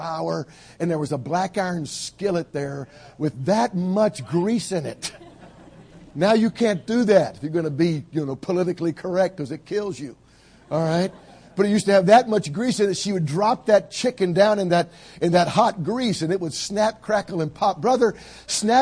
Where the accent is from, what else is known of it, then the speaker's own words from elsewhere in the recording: Georgia, United States; I grew up in Georgia, down south, where when I grew up, we all had gardens